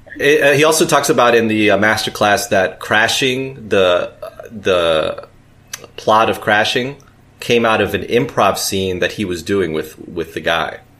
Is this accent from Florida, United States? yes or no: no; New York City, New York, United States; I'm from New York City